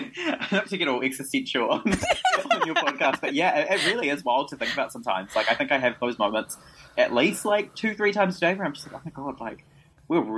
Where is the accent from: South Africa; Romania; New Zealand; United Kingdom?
New Zealand; I was born in New Zealand, so I've lived here pretty much my whole life